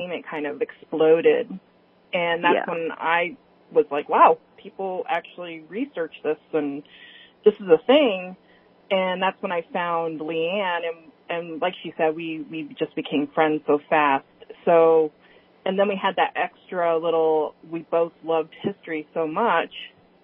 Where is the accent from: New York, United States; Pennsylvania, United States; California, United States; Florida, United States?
California, United States; now in Richmond, United States; I grew up in California